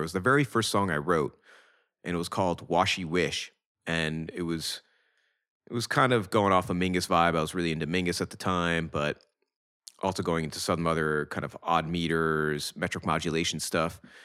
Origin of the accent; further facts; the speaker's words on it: Rochester, New York, United States; growing up in Rochester